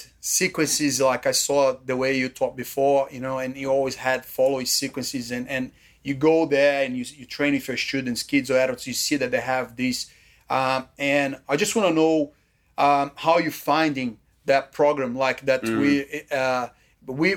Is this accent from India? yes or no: no; Brazil; now in Australia; This is how I was brought up in Brazil